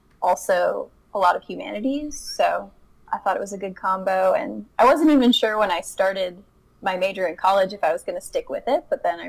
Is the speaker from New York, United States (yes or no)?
no; Hookstown, Pennsylvania, United States; moved away as an adult; also born or lived in Kent, Ohio; now in Colorado, United States; I'm from Hookstown, just like you all, and went to high school at Southside